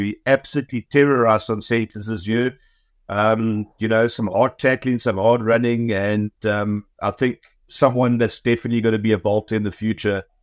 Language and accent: English; Eastern Cape, South Africa; I'm from the Eastern Cape